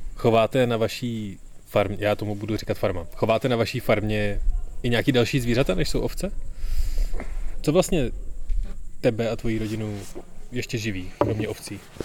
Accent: Prague, Czechia

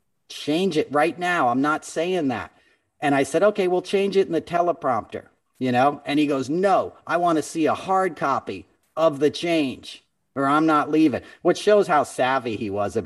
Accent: New York, United States; And as a New Yorker, that was somewhat comforting because he did play the part of a New Yorker.

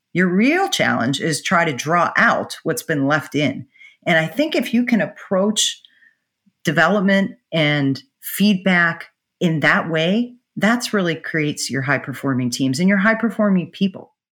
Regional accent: Pittsburgh, Pennsylvania, United States; moved away; where I grew up in Pittsburgh

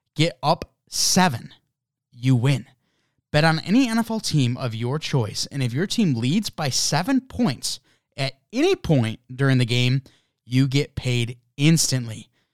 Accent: United States; as an American

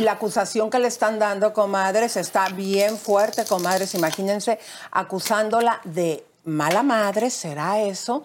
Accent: Mexico; como mexicana

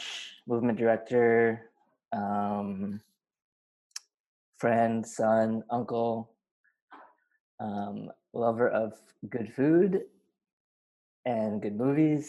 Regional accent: Long Island, New York, United States; also born or lived in Korea; I am from Long Island, New York. I was born in Korea

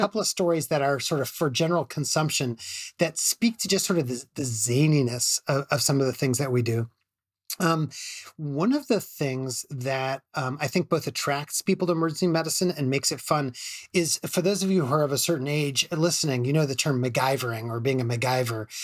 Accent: Chicago, Illinois, United States; at University of Chicago, where I'm from Chicago.

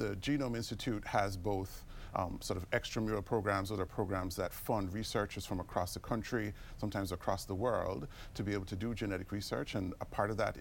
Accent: Jamaica; moved away as an adult; also born or lived in United Kingdom / Minnesota, United States / Houston, United States; now in United States; I grew up in Jamaica. That's where I did medical school

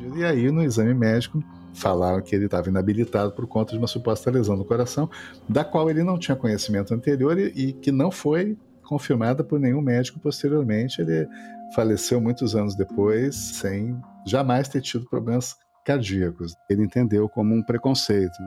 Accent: Porto Alegre, Rio Grande do Sul, Brazil; bairros da periferia de Porto Alegre, onde eu cresci

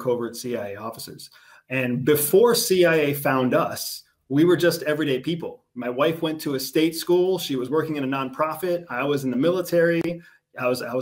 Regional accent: United States; I'm from the United States

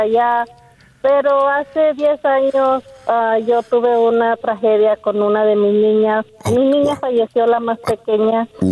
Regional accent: Monterrey, Nuevo León, Mexico; Yo soy de Monterrey

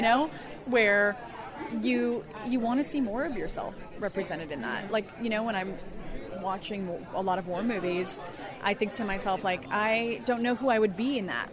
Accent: Colorado, United States; now in California, United States; I'm originally from Colorado

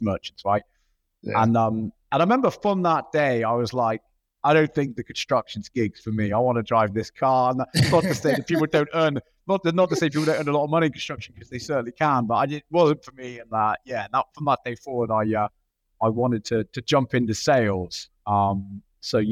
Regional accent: Clevedon, South West England, United Kingdom; moved away as an adult; also born or lived in Thailand / Australia; now in Miami, United States; I'm from a little town called Clevedon. It's just outside the city of Bristol, which is southwest London, okay, in the UK. That's where I was born and raised.

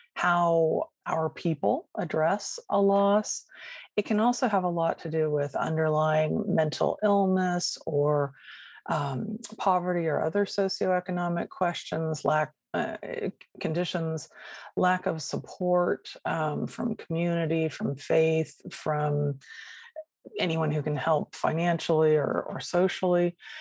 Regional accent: Sacramento, California, United States; I grew up in Sacramento, California, and left there when I was 18 to come down to Southern California for college.

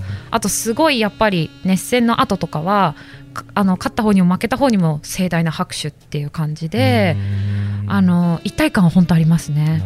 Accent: Ibaraki, Japan; moved away; also born or lived in Osaka / Oita; 私茨城出身

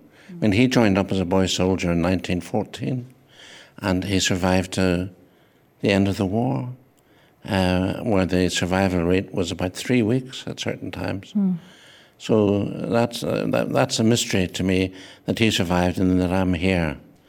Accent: Northern Ireland, United Kingdom; But I was born on Ireland, on an island called Ireland, mm-hmm. and I'm Irish, so I'm both those things.

